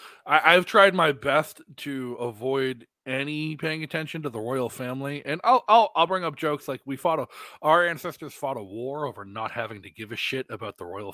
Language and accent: English; Massachusetts, United States; now in New Hampshire, United States; I grew up in Massachusetts as well.